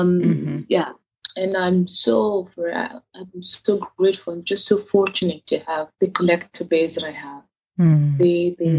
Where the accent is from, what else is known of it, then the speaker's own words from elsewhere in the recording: Benin City, Edo, Nigeria; moved away as an adult; also born or lived in east of Nigeria; now in United Kingdom; I'm from the east of Nigeria, where Igbos, even though I was born and raised in Benin, and I came to the UK for my university